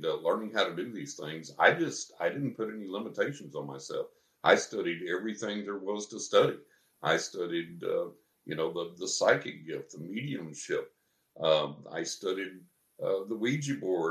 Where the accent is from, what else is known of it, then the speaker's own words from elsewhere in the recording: San Angelo, Texas, United States; moved away; I grew up over in San Angelo in West Texas